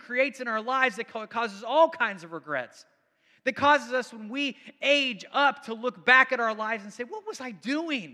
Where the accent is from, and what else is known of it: United States